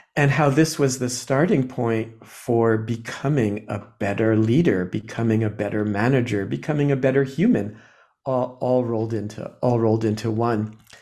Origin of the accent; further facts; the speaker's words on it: New Jersey, United States; I was born in New Jersey, uh, in a kind of a quiet, you know, I don't know, um, working class, working class family